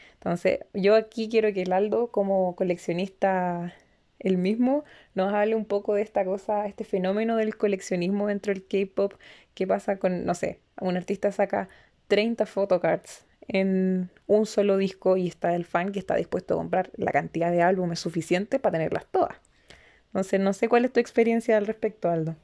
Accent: Chile; nosotros, desde Chile

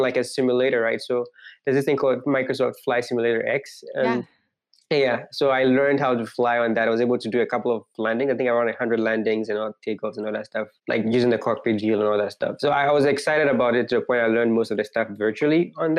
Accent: Accra, Greater Accra, Ghana; moved away as an adult; now in United States; Growing up, I grew up in like a city in Ghana, I mean, the capital city in Ghana

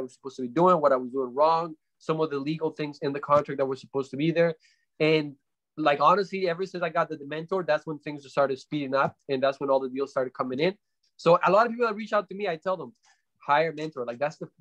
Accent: Canada; also born or lived in Colombia; I'm originally from Colombia. We came to Canada when I was about 9 or 10 years old and, grew up with single mom, very, very hard times growing up, even in here

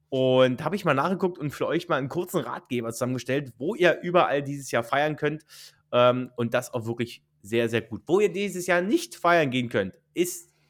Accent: Brandenburg, Germany; Richard, wir kommen ja beide aus Brandenburg.

